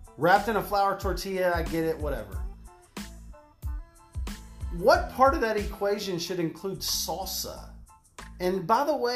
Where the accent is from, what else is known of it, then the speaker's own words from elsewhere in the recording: Texas, United States; I'm a Texan